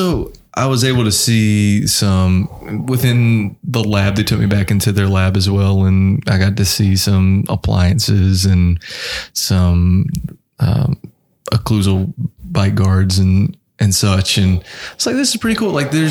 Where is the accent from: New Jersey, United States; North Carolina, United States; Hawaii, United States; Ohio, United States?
North Carolina, United States; Belmont; moved away as an adult; also born or lived in Chapel Hill, North Carolina; I am from the Charlotte, North Carolina area, specifically Belmont. Shout out to all the Gaston County people out there. Born and raised there